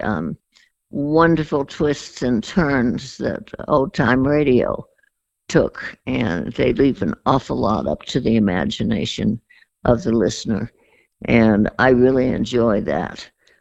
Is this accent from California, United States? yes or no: yes; San Francisco, California, United States; also born or lived in Hollywood / Beverly Hills / Darien, Connecticut; I was born in Hollywood, lived in Beverly Hills, and actually grew up in San Francisco